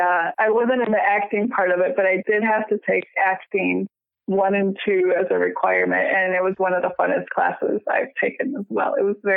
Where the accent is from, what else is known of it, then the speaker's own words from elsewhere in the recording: Chicago, Illinois, United States; I grew up in the suburbs of Chicago.